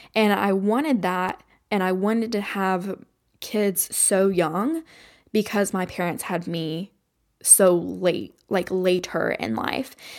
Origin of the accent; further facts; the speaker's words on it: Kentucky, United States; I grew up in Kentucky, which is very, like, Appalachian